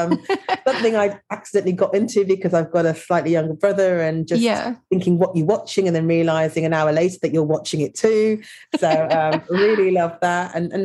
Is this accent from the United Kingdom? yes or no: yes; Birmingham, West Midlands, United Kingdom; now in London, United Kingdom; But born and raised in Birmingham to Jamaican parents. They came over to the UK in the 60s. So it's been a really interesting journey, and spent most of my adolescence in Birmingham, which was very multicultural.